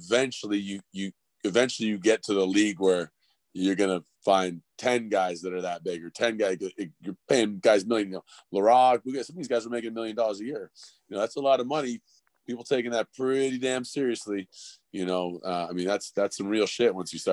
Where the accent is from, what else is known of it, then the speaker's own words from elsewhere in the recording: Calgary, Alberta, Canada; also born or lived in Toronto; I was born in Toronto, but I was raised in Calgary.